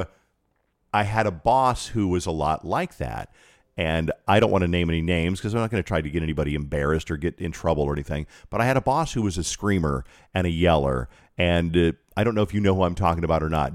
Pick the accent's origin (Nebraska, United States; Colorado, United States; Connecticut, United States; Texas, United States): Colorado, United States; Colorado Springs; moved away as an adult; I was born in Colorado Springs, lived there for twenty-two years of my life